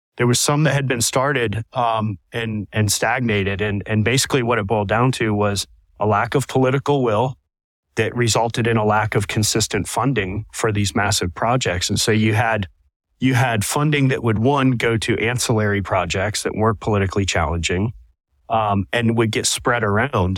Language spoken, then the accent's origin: English; Southwest Florida, United States; born and raised in Southwest Florida and, and growing up, my whole life revolved around the water